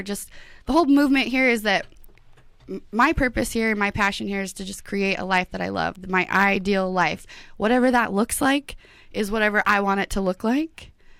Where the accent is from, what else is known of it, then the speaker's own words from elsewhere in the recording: Idaho Falls, Idaho, United States; moved away as an adult; now in Boise, United States; I'm 30 years old. I'm from Southeast Idaho, Idaho Falls, Idaho, to be exact.